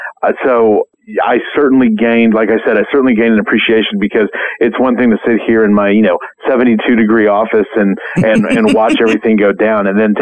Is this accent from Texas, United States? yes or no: no; Oklahoma, United States; We did noodling here in my home state of Oklahoma.